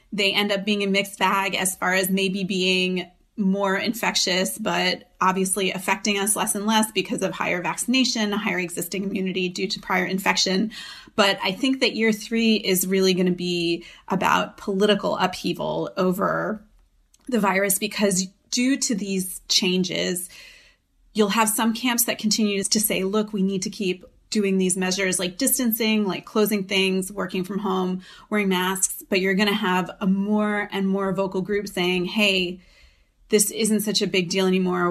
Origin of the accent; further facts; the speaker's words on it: United States; moved away as an adult; now in Europe; I'm an American living in Europe.